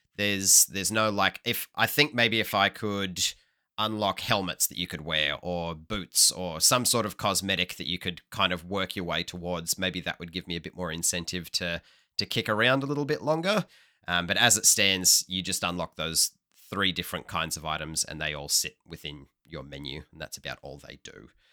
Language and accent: English; Hobart, Tasmania, Australia; born or raised there